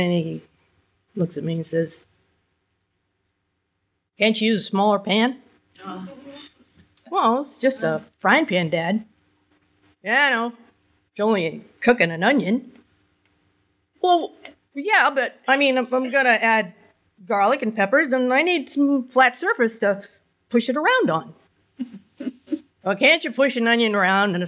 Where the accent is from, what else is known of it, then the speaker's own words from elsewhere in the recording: New Hampshire, United States; I was born and raised in New Hampshire. I never left